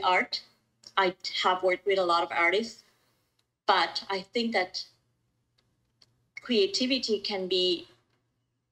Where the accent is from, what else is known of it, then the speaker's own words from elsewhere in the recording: Ecuador; moved away as an adult; also born or lived in Colombia / Mexico City, Mexico; now in Vancouver, Canada; I was born in Ecuador. And so you and I, Dani, we were neighbors. And I was in Ecuador until I was 26